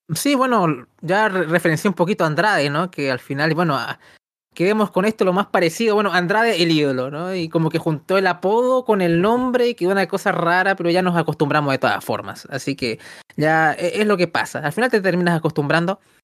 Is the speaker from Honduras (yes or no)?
no; Chile